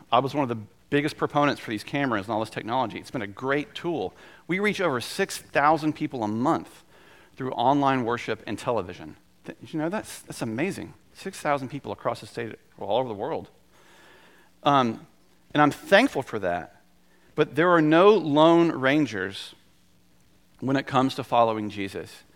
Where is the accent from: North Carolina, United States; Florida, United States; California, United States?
North Carolina, United States; also born or lived in South Georgia; I was born in South Georgia and I lived there until I was seven, and I'm very much a son of North Carolina